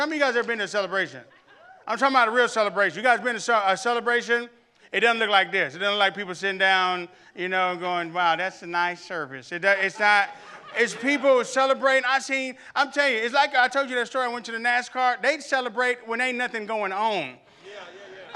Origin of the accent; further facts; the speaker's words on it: Camden, Arkansas, United States; I remember growing up in the Damascus Road Baptist Church in Camden, Arkansas